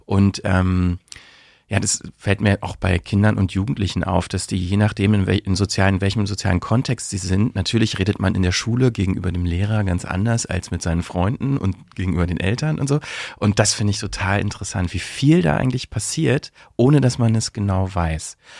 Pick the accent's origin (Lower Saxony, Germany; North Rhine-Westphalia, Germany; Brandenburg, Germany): Brandenburg, Germany; accent: Berlinerisch; moved away as an adult; also born or lived in Bielefeld; now in Berlin, Germany; eigentlich komme ich aus Brandenburg und so, ne, so berlinerisch ist schon sowas, was ich, äh, womit ich aufgewachsen bin